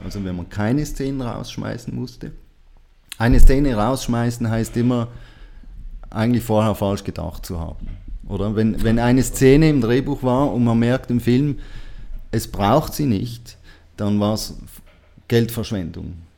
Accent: Switzerland; ich bin auch ein Schweizer

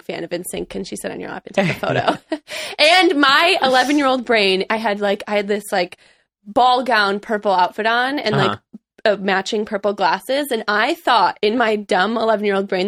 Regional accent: Chicago, Illinois, United States; moved away as an adult; also born or lived in Missouri; now in Los Angeles, United States; I grew up in Chicago, Illinois, mm-hmm. more specifically suburbs.

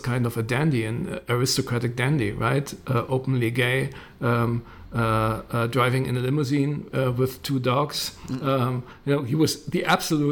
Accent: Berlin, Germany; I grew up in West Berlin.

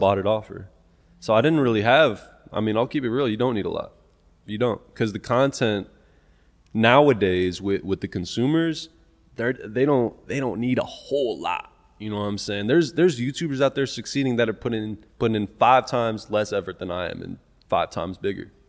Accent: Topeka, Kansas, United States; I'm from Topeka, Kansas.

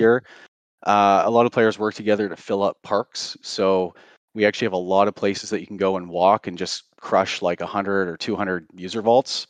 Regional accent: Canada; also born or lived in Surrey, British Columbia; I'm Canadian, I live in Vancouver

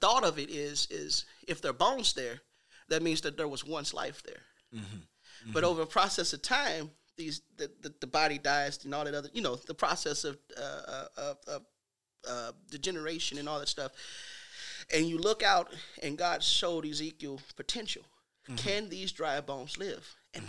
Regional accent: St. Louis, Missouri, United States; I'm from St. Louis.

